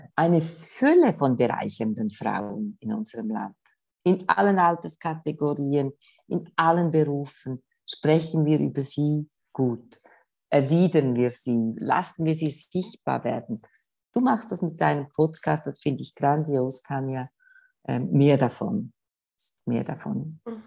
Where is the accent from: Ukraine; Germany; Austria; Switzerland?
Switzerland; bei uns in der Schweiz